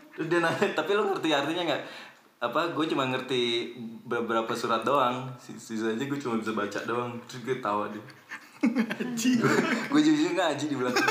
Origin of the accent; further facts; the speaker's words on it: Indonesia; now in Germany; Dari Indonesia.